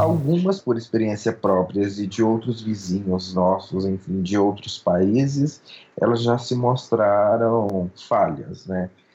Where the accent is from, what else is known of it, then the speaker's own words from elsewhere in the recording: São Luís, Maranhão, Brazil; moved away as an adult; now in Brasília, Brazil; Eu que sou, já estou em Brasília há 10 anos, mas eu sou de São Luís, né? nasci no interior do Maranhão, me criei em São Luís